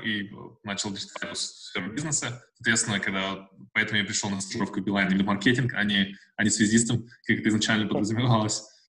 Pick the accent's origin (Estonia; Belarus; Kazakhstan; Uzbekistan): Kazakhstan; Uralsk, West Kazakhstan Region; moved away as an adult; also born or lived in Russia / Almaty / Saint Petersburg / Moscow; now in Australia; вообще я из Казахстана, родился в России, но вырос в Казахстане – а, жил в Уральске до, по 13 лет.